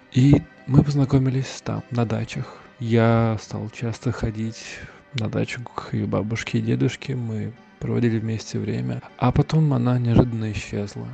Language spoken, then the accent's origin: Russian; Volgograd, Volgograd Oblast, Russia; я из Волгограда у нас до сих пор часто можно найти эхо войны